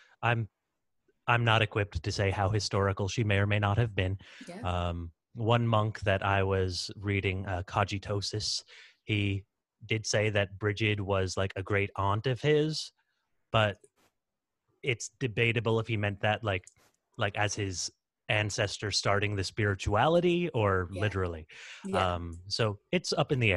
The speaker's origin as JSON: {"language": "English", "region": "Texas", "country": "United States", "said": "I'm American Texan, but of Irish heritage"}